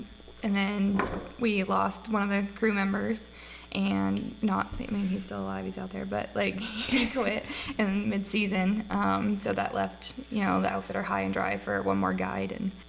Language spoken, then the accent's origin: English; Maine, United States; moved away as an adult; also born or lived in Dillon, Montana / northwest Montana; now in Montana, United States; Originally from Maine. I moved out here when I was 18.